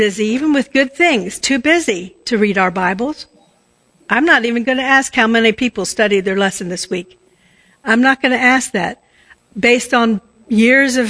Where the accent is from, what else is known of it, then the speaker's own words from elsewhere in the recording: Washington, District of Columbia, United States; I was brought up around Washington, D.C.